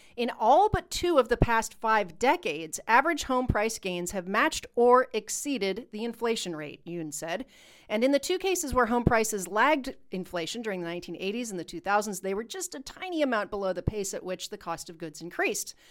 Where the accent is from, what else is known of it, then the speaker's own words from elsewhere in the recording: United States; we're American